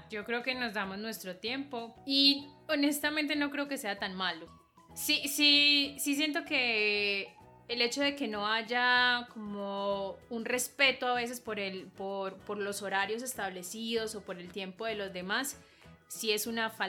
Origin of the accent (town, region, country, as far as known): Colombia